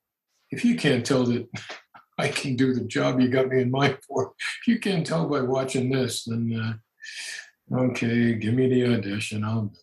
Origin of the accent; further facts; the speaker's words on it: Brooklyn, New York, United States; You know, you guys know that I'm hardcore Roman Catholic. I'm an Irish Italian kid from Brooklyn.